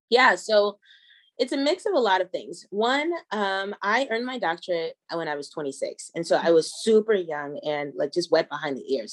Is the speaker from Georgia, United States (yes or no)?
yes; Georgia, United States; also born or lived in Kentucky; now in Denver, United States; So I'm a black American. My father's military. So I grew up in the South in Georgia and Kentucky but my roots and my family are from Denver.